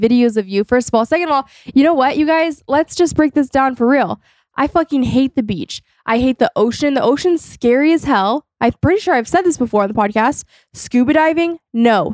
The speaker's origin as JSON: {"language": "English", "region": "California", "country": "United States", "tie": "born or raised there", "said": "I was born and raised in California."}